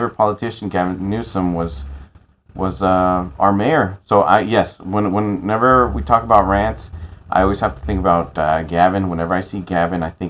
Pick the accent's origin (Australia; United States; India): United States; San Francisco, California; I grew up in San Francisco.